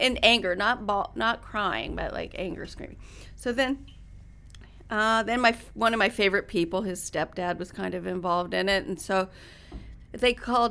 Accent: Reno, Nevada, United States; moved away as an adult; also born or lived in Washington / New Mexico / New York City; I grew up in Reno, so we had horses and motorcycle

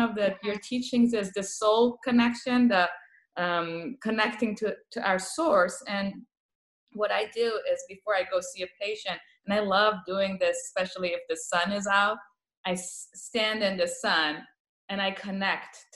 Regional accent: Tehran, Tehran Province, Iran; first language Persian; English is a second language; now in Hollister, United States; I came from Tehran to Hollister, California, doing palliative care

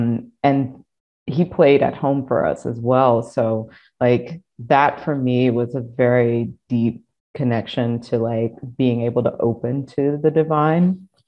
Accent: Deep South, United States; And I think, I mean, again, I grew up in the Deep South. So I grew up in an AME Zion church and we went to church every Sunday

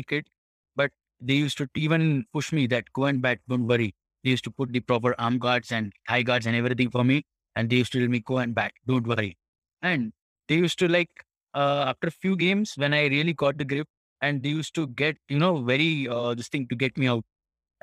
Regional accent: Mumbai, Maharashtra, India; now in Japan; I'm from Mumbai

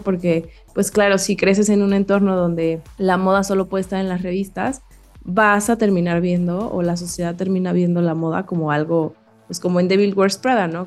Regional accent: Mexico; crecimos en México

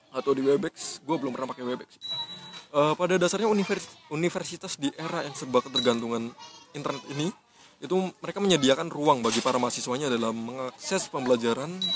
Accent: Tangerang, Banten, Indonesia; moved away as an adult; also born or lived in Yogyakarta; gue asli Tangerang juga

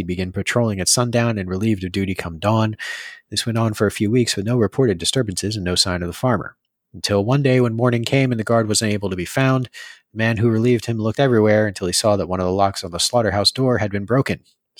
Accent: Marlboro, New Jersey, United States; So I grew up in Marlborough in the mystical realm of central New Jersey.

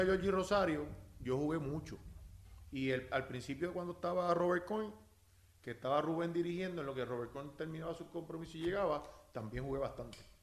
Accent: Naranjito, Puerto Rico; also born or lived in Corozal / Bayamón; yo soy nacido y criado en Naranjito

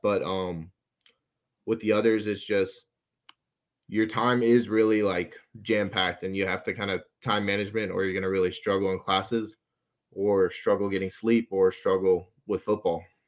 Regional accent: Athens, Georgia, United States; I'm from Athens, so I'm used to U G

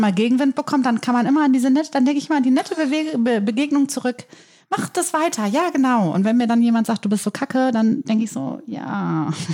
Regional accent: Germany; Ich bin ja in der Lamberti-Gemeinde groß geworden

